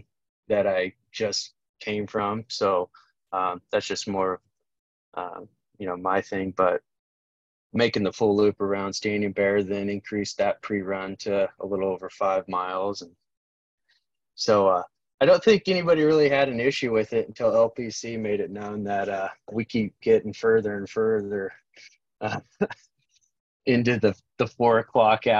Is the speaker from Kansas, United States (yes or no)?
yes; Kansas, United States; now in Omaha, United States; I grew up in Kansas